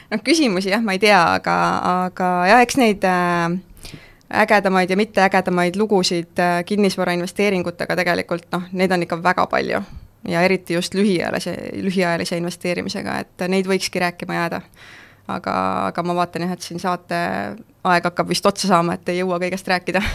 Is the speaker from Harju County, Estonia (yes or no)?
yes; Keila, Harju County, Estonia; ma ise olen Keilast pärit